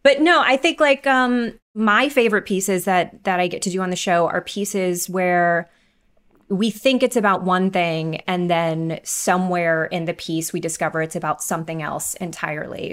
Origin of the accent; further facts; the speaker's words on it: the South, United States; I'm from the South